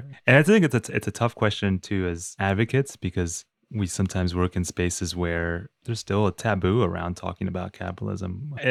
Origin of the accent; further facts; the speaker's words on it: Uruguay; growing up in Uruguay and then visiting my grandparents, visiting my family in Uruguay